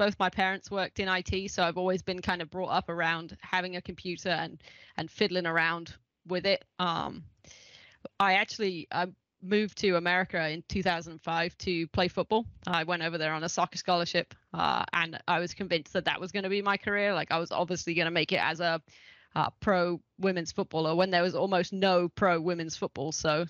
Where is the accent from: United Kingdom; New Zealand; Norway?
United Kingdom; England; accent: mid-Atlantic; also born or lived in Ohio; because I lived in Ohio for 15 years, and now I've got just a unique middle of the Atlantic accent. But I am English, and back living in England now.